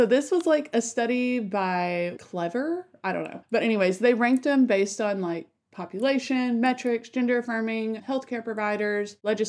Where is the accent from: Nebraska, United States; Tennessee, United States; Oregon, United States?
Tennessee, United States; my home state